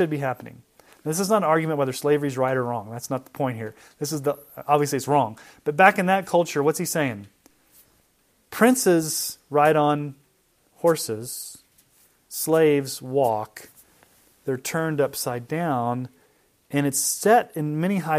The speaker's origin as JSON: {"language": "English", "region": "Texas", "country": "United States", "said": "I was from Texas"}